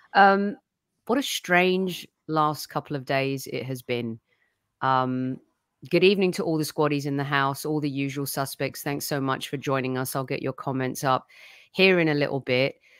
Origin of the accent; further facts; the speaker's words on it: England, United Kingdom; now in California, United States; all three of us grew up, born and bred in England